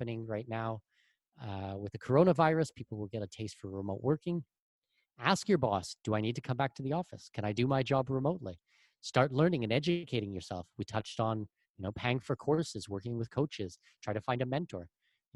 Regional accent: Canada; moved away as an adult; also born or lived in Germany / Middle East; now in Panama; I'm Canadian with Danish heritage

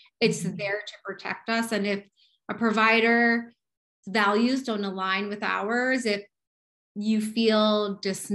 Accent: New York, United States; I'm a New Yorker

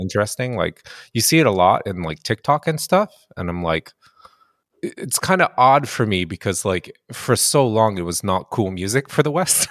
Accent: Japan; also born or lived in United States; now in Canada; I grew up in Japan

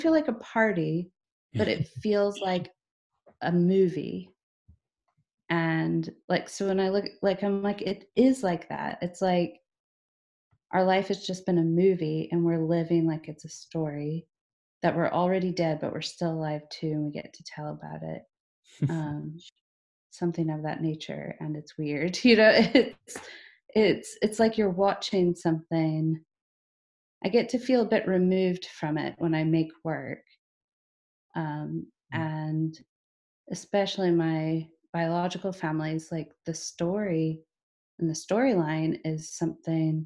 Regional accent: Southern Indiana, United States; moved away as an adult; now in Scotland; I grew up German Catholic in Southern Indiana, but that was in a suburb

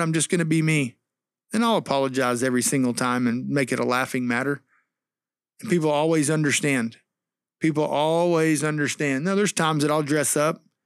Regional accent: Texas, United States; also born or lived in Missouri; when we came to Texas from Missouri, 'cause I went to Missouri for college, when we moved back here in two thousand five

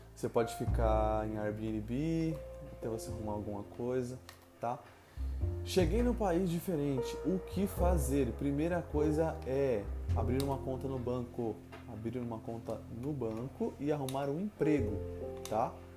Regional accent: Brazil; moved away; eu era brasileira

